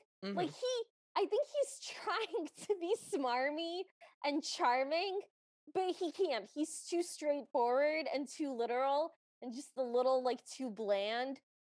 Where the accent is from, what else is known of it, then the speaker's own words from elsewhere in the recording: Ohio, United States; I'm from Ohio